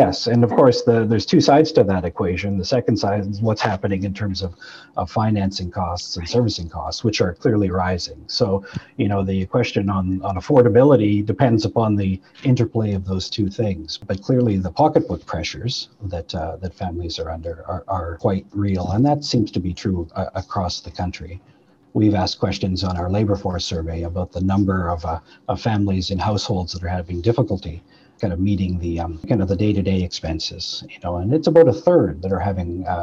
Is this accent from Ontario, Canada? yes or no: no; Manitoba, Canada; I'm from Manitoba